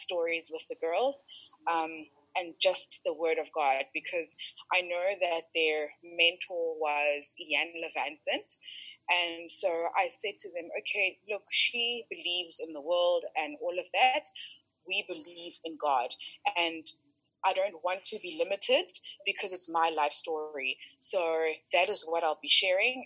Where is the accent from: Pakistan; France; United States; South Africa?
South Africa; Makhanda, Eastern Cape; We're from Grahamstown